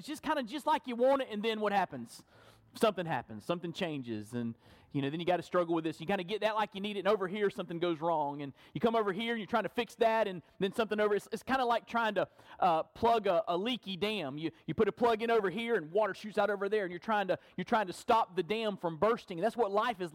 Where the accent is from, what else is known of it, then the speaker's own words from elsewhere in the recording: Perry, Florida, United States; growing up in Burton Baptist Church in Perry, Florida.